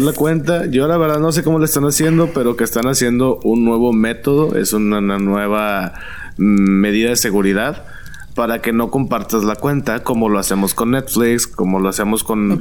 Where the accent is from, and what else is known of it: Monterrey, Nuevo León, Mexico